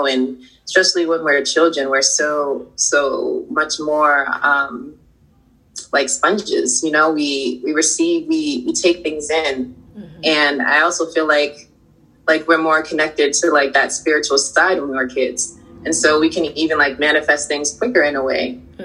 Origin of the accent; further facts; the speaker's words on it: Boston, Massachusetts, United States; I grew up in Boston, and Boston was a very, like, it was segregated